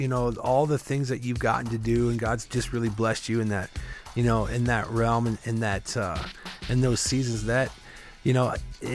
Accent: Midwest, United States; I grew up in the Midwest

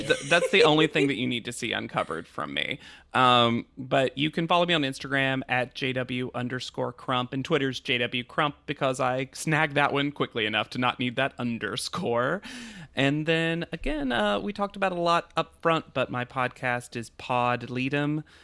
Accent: the South, United States; As a Southerner

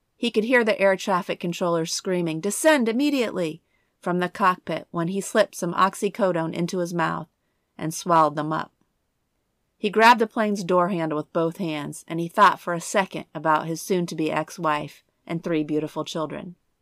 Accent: Indiana, United States; my home state of Indiana. We Hoosiers are known for our corn

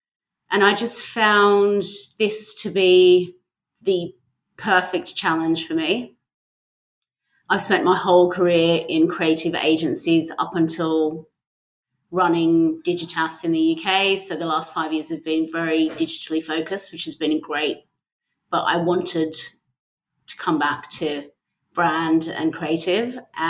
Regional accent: Australia; also born or lived in London; I'm an Aussie, yes.

